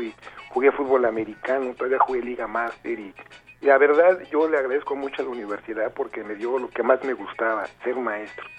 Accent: Mexico; soy mexicano

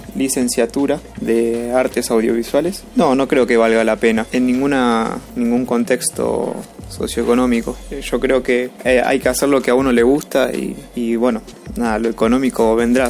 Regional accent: Nicaragua; soy de Nicaragua

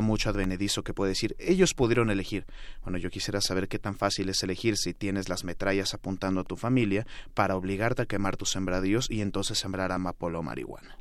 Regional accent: Mexico; a nosotras y nosotros como mexicanos

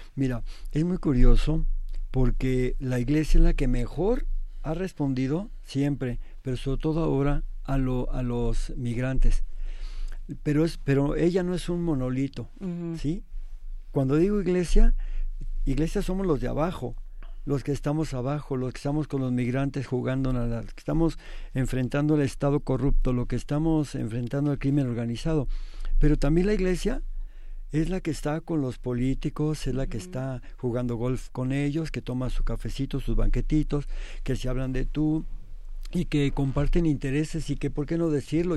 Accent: Mexico; como mexicanos

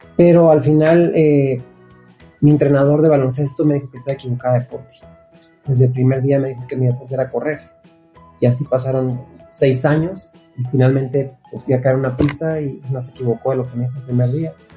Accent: Nogales, Sonora, Mexico; Yo nací y crecí en Nogales, Sonora, que es frontera con Estados Unidos

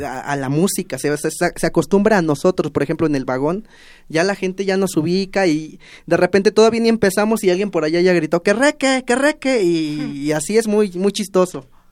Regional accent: Tepetzintla, Veracruz, Mexico; moved away as an adult; now in Mexico City, Mexico; los tepetzintlecos

